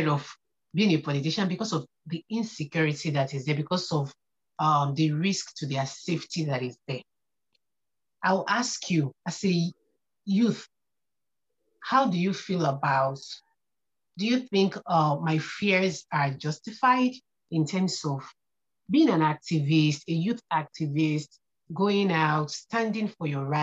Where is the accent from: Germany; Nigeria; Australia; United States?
Nigeria; I'm a Nigerian and a very conscious one